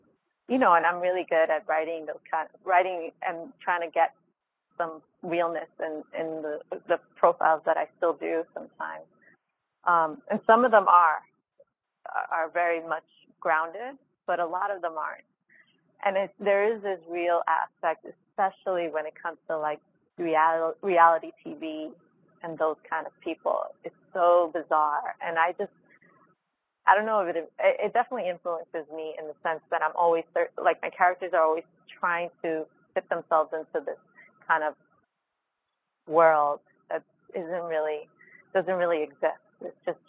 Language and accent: English; New York City, New York, United States; moved away; I'm coming from the Bronx, and then I come out here